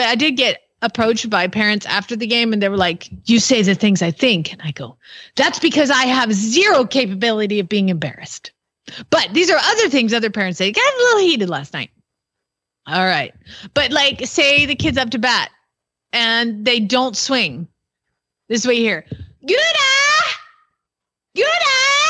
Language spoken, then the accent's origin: English; Atlanta, Georgia, United States; and I'm from Georgia, but let's be honest, it's Atlanta, so it's a city, and that's why I don't have an accent.